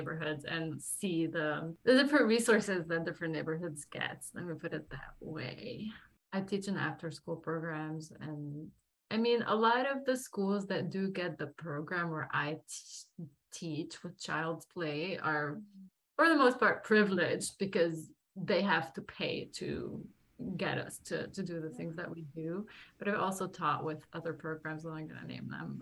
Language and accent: English; Lebanon; moved away as an adult; now in New York, United States; I was born and raised in Lebanon for 24 years of my life.